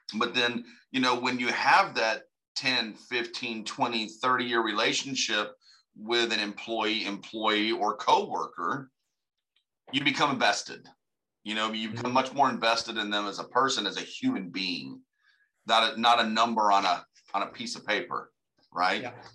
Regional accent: United States; I'm from America

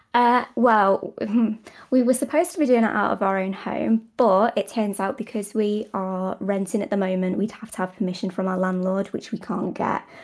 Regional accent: United Kingdom; I'm British

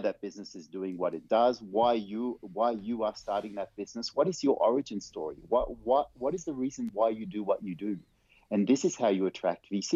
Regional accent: Vanuatu; now in Netherlands; I grew up on a little tropical island. I was born on a tropical island called Vanuatu.

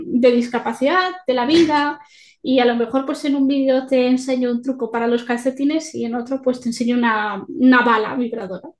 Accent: Galicia, Spain; soy gallega

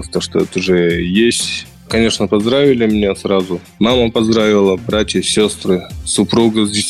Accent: Chita, Zabaykalsky Krai, Russia; К Олимпийским играм буду готовиться уже в Москве, потом у нас на родине, в Чите.

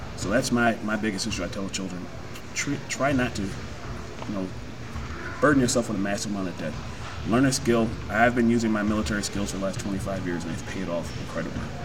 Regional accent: Rochester, United States; I joined right out of high school. I'm here from Rochester

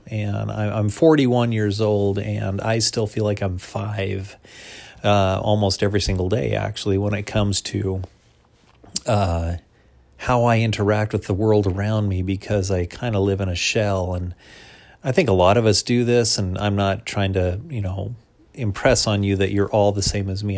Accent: United States; as an American Christian

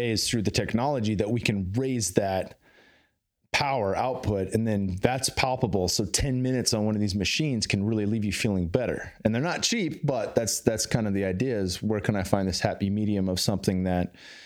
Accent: Bay Area, California, United States; now in Texas, United States; I grew up in California in the Bay Area

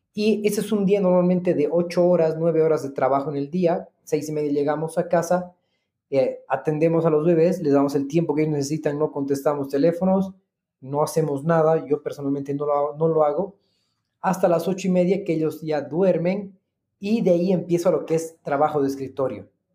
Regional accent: Bolivia; Yo soy agente inmobiliario hace más de tres años en Bolivia

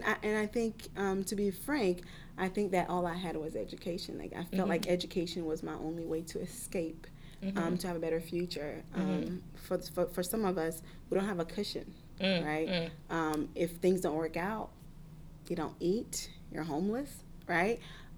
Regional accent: United States; So I had that mindset very early on, and growing up in America, I didn't have I didn't have the easiest childhood.

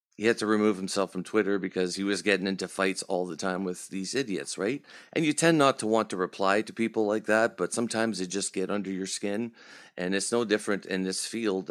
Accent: Canada; We're Canadian too

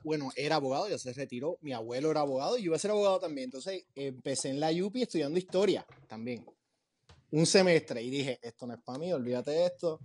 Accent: Puerto Rico; moved away as an adult; also born or lived in Los Angeles / New York; now in Miami, United States; Yo, cuando me gradué de high school, eh, iba a seguir una cosa bien tradicional, tú sabes, como toda la gente de Puerto Rico

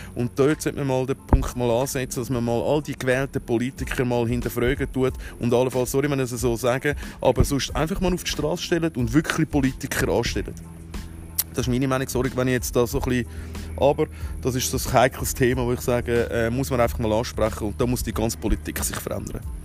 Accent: Switzerland; mich selber als Schweizer

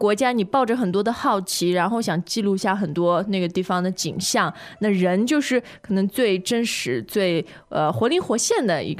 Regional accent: China; 我觉得我们中国人吧，特别是比较老一辈的啊，

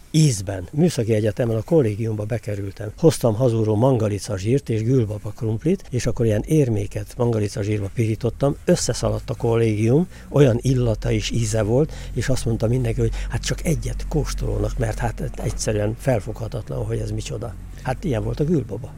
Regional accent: Szabolcs-Szatmár-Bereg, Hungary; Szabolcsi gyerek

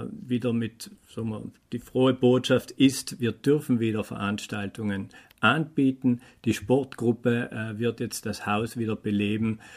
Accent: Bolzano, Trentino-Alto Adige, Italy; ich komme aus Bozen, bin jetzt 47 Jahre alt

